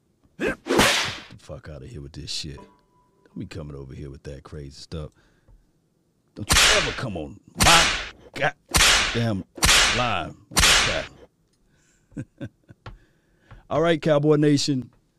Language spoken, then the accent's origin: English; Mississippi, United States; I'm from Mississippi, though, you know, by the way, so I'm from Mississippi.